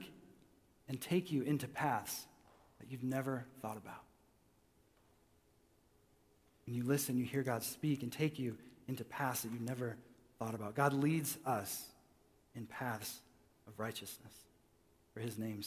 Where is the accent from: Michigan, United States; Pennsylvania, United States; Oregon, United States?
Michigan, United States; I was raised in Michigan